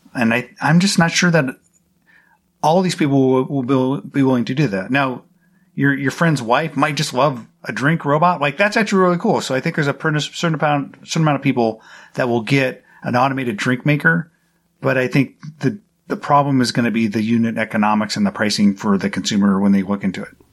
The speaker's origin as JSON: {"language": "English", "country": "United States", "said": "I'm an American"}